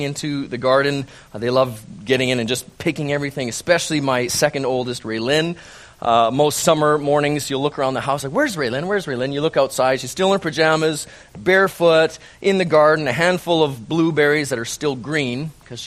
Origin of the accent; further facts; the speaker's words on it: Calgary, Alberta, Canada; moved away; born and raised in Calgary